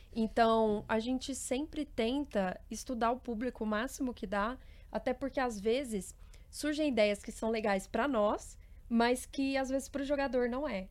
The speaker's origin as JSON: {"language": "Portuguese", "town": "Uberlândia", "region": "Minas Gerais", "country": "Brazil", "said": "eu venho de Uberlândia, Minas Gerais"}